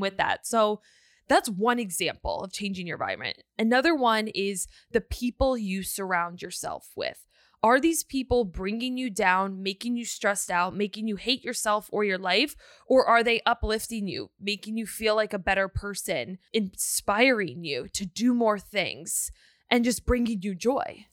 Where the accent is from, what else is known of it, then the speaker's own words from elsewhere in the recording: Northern Virginia, United States; moved away as an adult; now in Texas, United States; We moved from Virginia to Texas